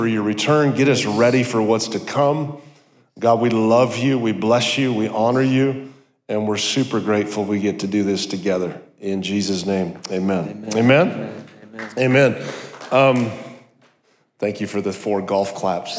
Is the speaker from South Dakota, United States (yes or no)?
yes; South Dakota, United States; I grew up in South Dakota in the middle of nowhere, went to a tiny little college.